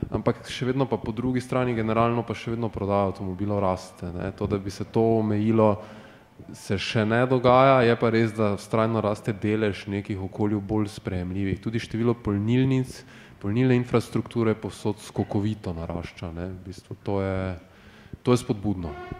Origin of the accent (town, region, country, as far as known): Slovenia